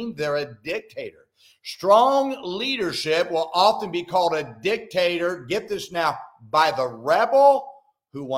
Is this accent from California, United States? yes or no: yes; Salinas, California, United States; now in Oklahoma City, United States; where I grew up in Salinas, California